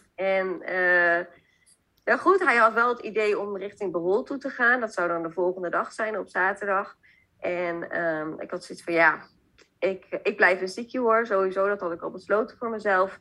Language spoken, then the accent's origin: Dutch; Zeist, Utrecht, Netherlands; ik kom oorspronkelijk uit Zeist.